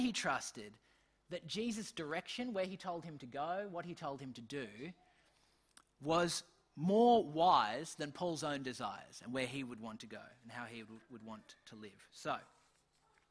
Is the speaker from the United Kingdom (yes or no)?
no; Australia; I'm still an Australian, I still have parents